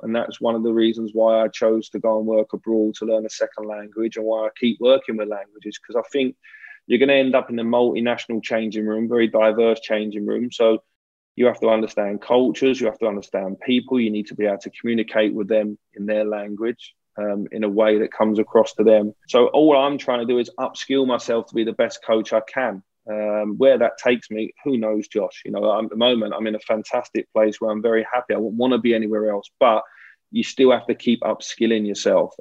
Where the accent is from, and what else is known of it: England, United Kingdom